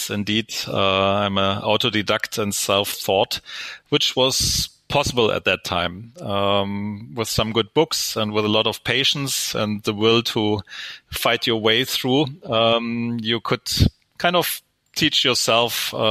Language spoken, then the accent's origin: English; Stuttgart, Baden-Württemberg, Germany; English is a second language; also born or lived in United States; I'm originally from Stuttgart, Germany